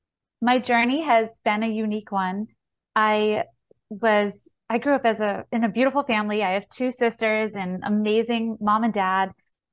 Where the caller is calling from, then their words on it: Massachusetts, United States; So I'm based out of Massachusetts. I actually share my time between Florida and Massachusetts.